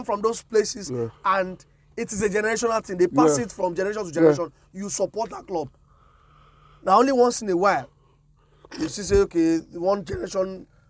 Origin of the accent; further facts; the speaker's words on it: Osun, Nigeria; So in Nigeria, because I'm from Osun State